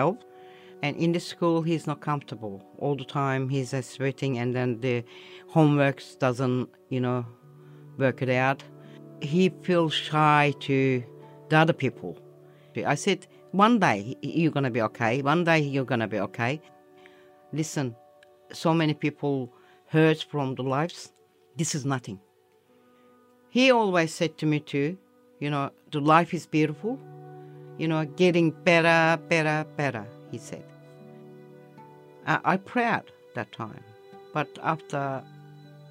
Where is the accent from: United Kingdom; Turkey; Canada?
Turkey; English is a second language; moved away as an adult; now in Richmond, Australia; I come from Turkey.